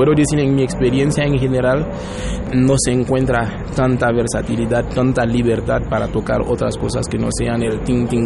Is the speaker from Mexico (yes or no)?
yes; Mexico